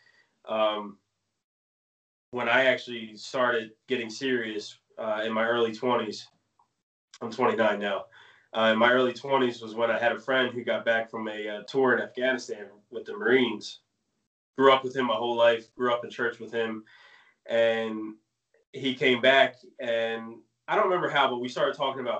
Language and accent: English; New Jersey, United States; also born or lived in Maine; I moved to Jersey when I was 9.